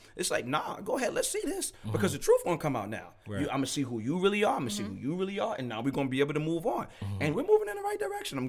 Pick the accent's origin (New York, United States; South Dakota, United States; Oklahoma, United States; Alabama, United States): New York, United States; Brooklyn; I'm a little bit more aggressive, but I'm from Brooklyn. 24/7 is how we are.